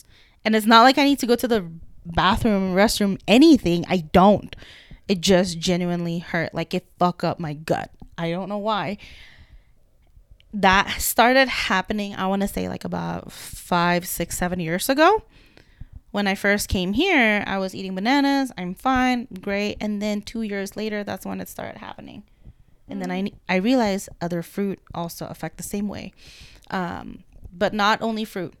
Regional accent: Indonesia; moved away; I grew up in Indonesia.

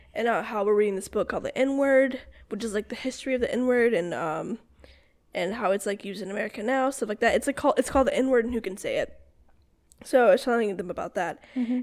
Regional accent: South Carolina, United States; I'm from South Carolina, like my family's from South Carolina

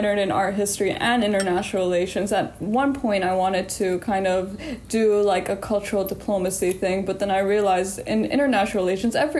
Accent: Appleton, Wisconsin, United States; I was born and raised in Appleton, Wisconsin.

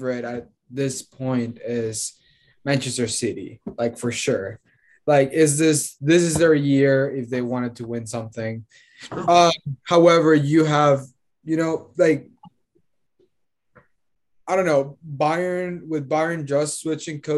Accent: Honduras; From Honduras

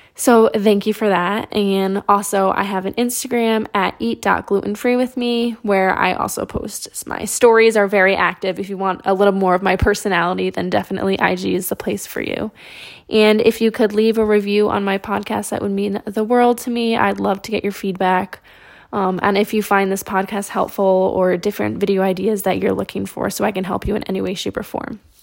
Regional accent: Upstate New York, United States; also born or lived in Boston; I'm a New Yorker, but I'm from upstate.

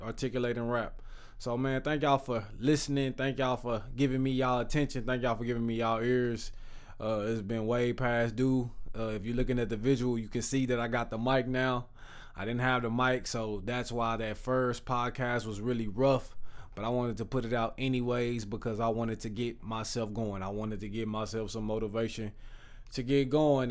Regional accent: Texas, United States; I'm from Texas

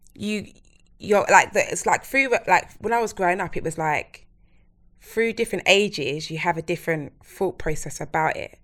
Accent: London, United Kingdom; I'm from Plasto, East London.

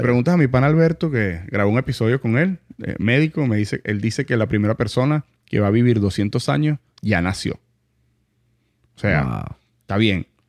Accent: Venezuela; also born or lived in Montalbán, Caracas; now in United States; somos venezolanos

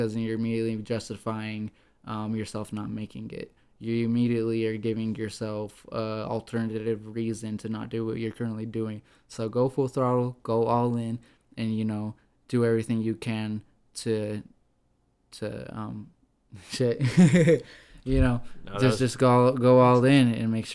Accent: Idaho Falls, Idaho, United States; my hometown of Idaho Falls

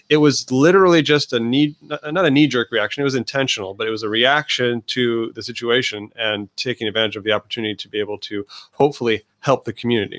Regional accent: northern Indiana, United States; moved away as an adult; now in Santa Ana, United States; I'm a transplant from Indiana, um, northern Indiana

